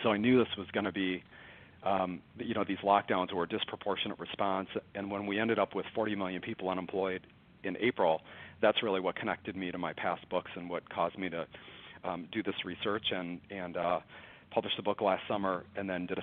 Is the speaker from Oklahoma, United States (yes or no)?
no; Detroit, Michigan, United States; moved away as an adult; now in Dallas, United States; I'm from Detroit. I live in Dallas for the last 20 years or so.